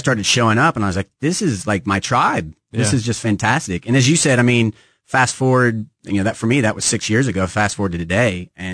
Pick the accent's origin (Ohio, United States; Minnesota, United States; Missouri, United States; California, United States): Missouri, United States; Kansas City; moved away; I grew up in Kansas City, kind of left, traveled, lived around. And when I came back to KC